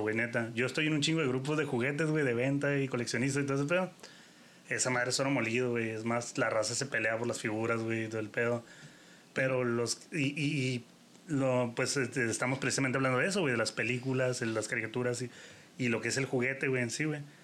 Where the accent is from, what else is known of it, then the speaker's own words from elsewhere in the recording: Mexico; uno como mexicano